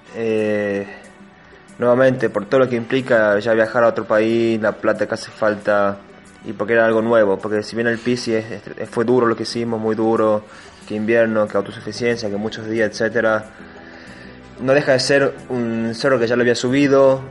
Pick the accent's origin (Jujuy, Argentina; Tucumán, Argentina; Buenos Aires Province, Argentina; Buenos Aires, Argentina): Tucumán, Argentina; como tucumano soy afortunado